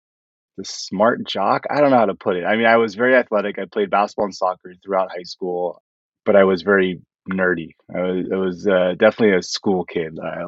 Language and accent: English; California, United States; So I grew up mostly in California. We moved around a bunch as a kid